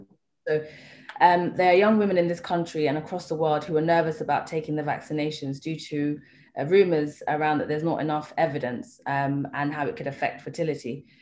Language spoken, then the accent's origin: English; Kenya; being Kenyan and living here